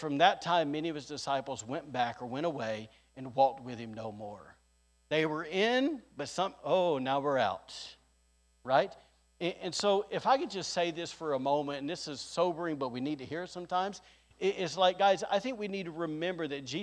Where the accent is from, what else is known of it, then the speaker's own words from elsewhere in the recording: Alabama, United States; now in Rockport, Maine, United States; I'm a redneck from Alabama